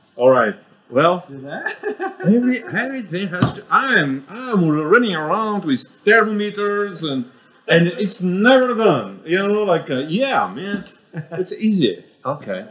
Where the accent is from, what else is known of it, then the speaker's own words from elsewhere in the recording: Bulgaria; moved away; in my home country, we do in Bulgaria